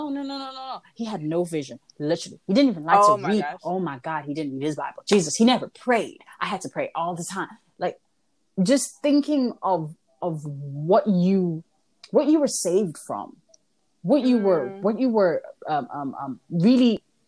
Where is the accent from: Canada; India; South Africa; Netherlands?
South Africa; also born or lived in Nigeria / Kenya; I am not South African, for those asking. I am Congolese. I was just raised in South Africa, Nigeria, Kenya, and a bunch of different places that I grew up